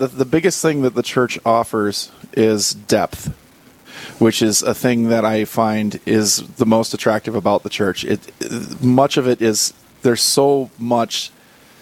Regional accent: Wahpeton, North Dakota, United States; moved away as an adult; also born or lived in Fargo, North Dakota; now in Bismarck, United States; Born in Fargo, North Dakota, from mostly Wahpeton. Followed work out here to Bismarck

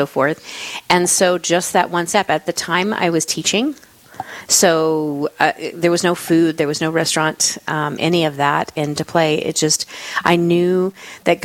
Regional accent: Florida, United States; moved away as an adult; also born or lived in California / Germany; now in South Dakota, United States; So I am originally from Florida

